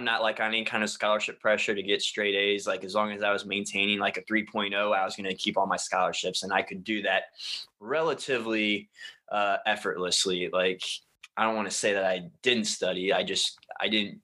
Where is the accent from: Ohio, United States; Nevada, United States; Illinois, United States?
Ohio, United States; the city that I grew up in Ohio